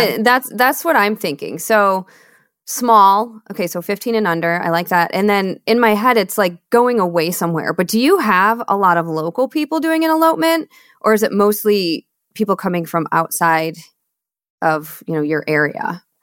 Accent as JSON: {"language": "English", "region": "Michigan", "country": "United States", "tie": "born or raised there", "also_born_or_lived": "Seattle / Austin, Texas", "moved": "yes", "said": "I'm born and raised in Michigan"}